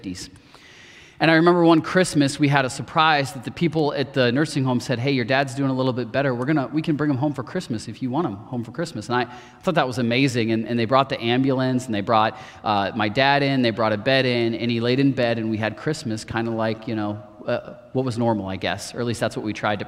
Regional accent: Marion, Ohio, United States; I grew up in Marion, Ohio, not too far from here

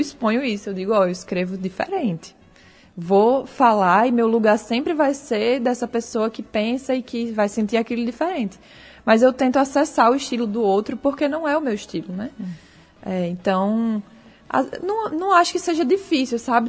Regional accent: Natal, Rio Grande do Norte, Brazil

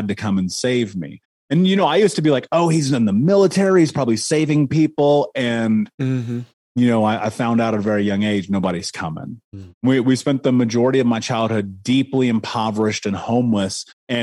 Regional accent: Indianapolis, Indiana, United States; I grew up in Indianapolis, in Indiana, in America, in the 80s

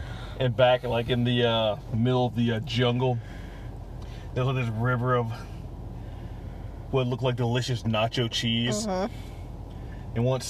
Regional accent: United States; my American sensibilities.

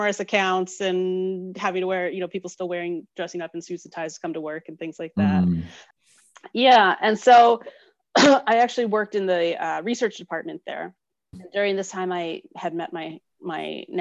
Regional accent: New York, United States; moved away as an adult; now in Calgary, Canada; I was born and raised in New York.

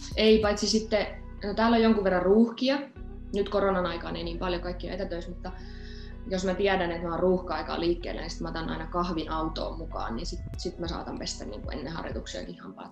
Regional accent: Forssa, Tavastia Proper, Finland; also born or lived in Salo; now in Stuttgart, Germany; Forssahan mun niin kotikotikaupunki on, mutta eh, mä oon niin nuorena muuttanut jo pois

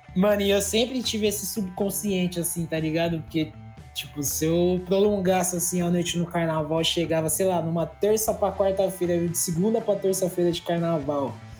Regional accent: São Paulo, Brazil; eu que sou daqui

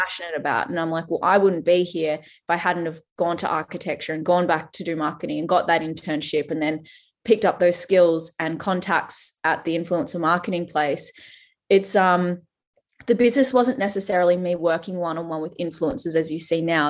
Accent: Australia; accent: Australian; I am Australian, if you can't tell from the accent

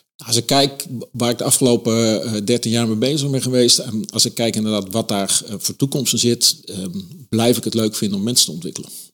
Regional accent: Eindhoven, North Brabant, Netherlands; 69 geboren in, eh, in Eindhoven.

